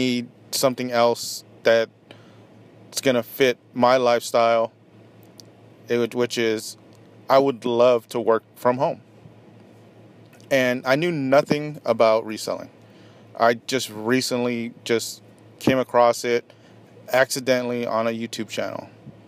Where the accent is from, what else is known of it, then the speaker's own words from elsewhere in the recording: Orange County, Southern California, United States; moved away as an adult; also born or lived in Apple Valley, California; now in Las Vegas, United States; I grew up in Southern California. Grew up in Orange County.